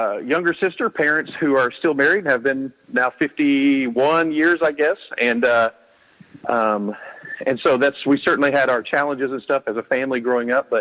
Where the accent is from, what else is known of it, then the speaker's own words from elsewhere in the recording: Nacogdoches, Texas, United States; I grew up in Nacogdoches, Texas, here in East Texas.